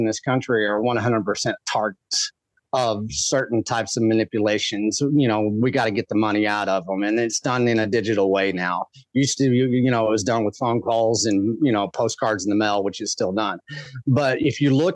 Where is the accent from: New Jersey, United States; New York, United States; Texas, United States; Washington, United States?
Texas, United States; West; I grew up in West Texas